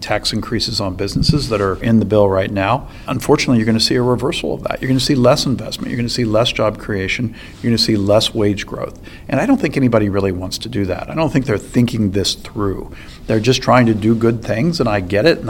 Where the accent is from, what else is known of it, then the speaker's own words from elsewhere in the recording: Ohio, United States; my home state